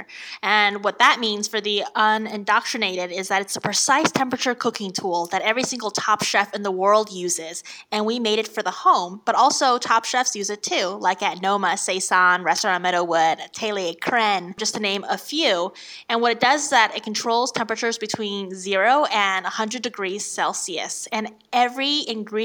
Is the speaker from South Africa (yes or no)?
no; Jinan, Shandong, China; now in San Francisco, United States; I grew up in the north of China, Shandong, Jinan